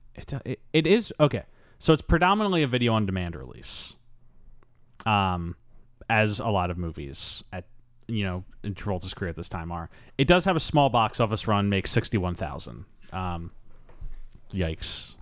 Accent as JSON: {"language": "English", "town": "Philadelphia", "region": "Pennsylvania", "country": "United States", "tie": "born or raised there", "said": "I'm from Philadelphia"}